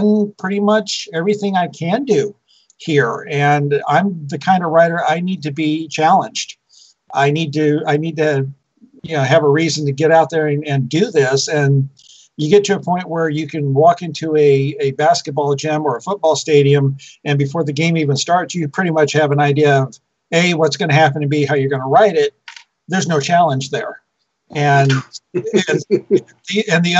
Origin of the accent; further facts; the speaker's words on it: Turlock, California, United States; Turlock was my hometown. That's where I was born